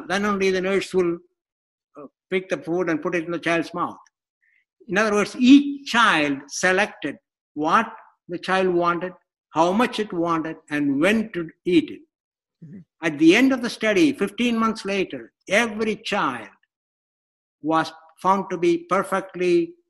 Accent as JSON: {"language": "English", "country": "India", "tie": "born or raised there", "moved": "yes", "said": "I grew up in India"}